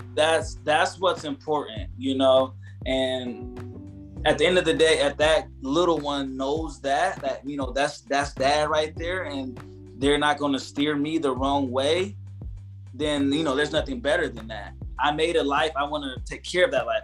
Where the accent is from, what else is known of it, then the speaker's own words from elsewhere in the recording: Ohio, United States; moved away; I'm from Ohio, so coming from that Midwest